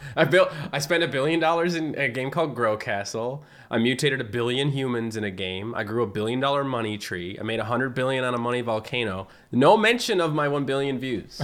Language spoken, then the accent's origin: English; Fogo Island, Newfoundland and Labrador, Canada; accent: Newfie; moved away as an adult; I lived on an island. Like, I'm from Fogo Island, so, like, we didn't even have high-speed internet until two thousand eight